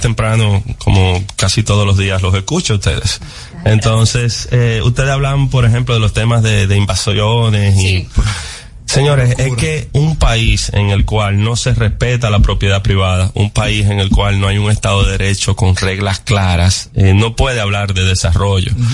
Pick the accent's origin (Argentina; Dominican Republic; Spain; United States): Dominican Republic; como dominicanos